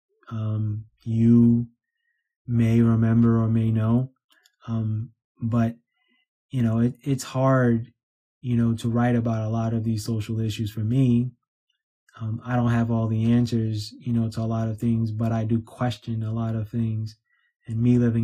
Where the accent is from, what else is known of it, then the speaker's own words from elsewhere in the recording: New York City, New York, United States; me growing up in New York City